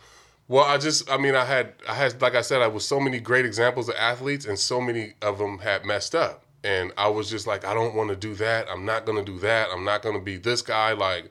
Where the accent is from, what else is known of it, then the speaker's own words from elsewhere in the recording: Vallejo, California, United States; also born or lived in Oakland; where I grew up in Vallejo